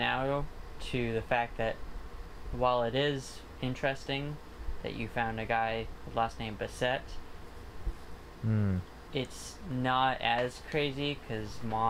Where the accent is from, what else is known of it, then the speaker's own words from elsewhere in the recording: Rhode Island, United States; moved away; We grew up in Rhode Island, so it's all Portuguese and Italian people, and they're, like, big on family.